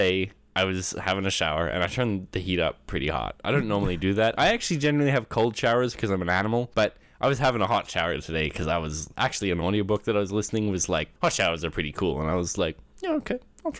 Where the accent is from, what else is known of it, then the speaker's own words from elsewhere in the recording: Canada; also born or lived in Australia; So at the house I grew up in Canada, obviously yep. Not the one in Australia.